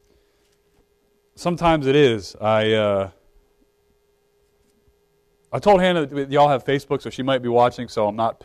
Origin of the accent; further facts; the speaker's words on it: Brunswick, Maryland, United States; moved away; I grew up in Maryland